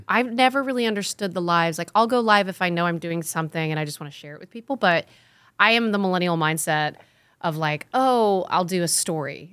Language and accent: English; Connecticut, United States; I grew up in Connecticut on a house that when we did, it was a hundred-year-old farmhouse